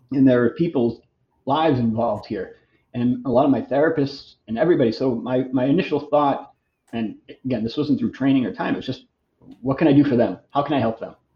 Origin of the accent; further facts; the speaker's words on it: Boston, Massachusetts, United States; I'm from Boston originally. So I decided in 99 I wanted to move back up to Boston to be closer to my, my family